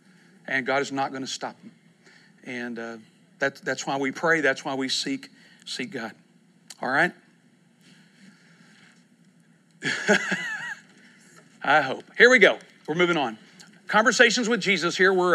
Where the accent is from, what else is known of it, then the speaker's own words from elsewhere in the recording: East Texas, United States; also born or lived in Kentucky; now in Oklahoma City, United States; I grew up in East Texas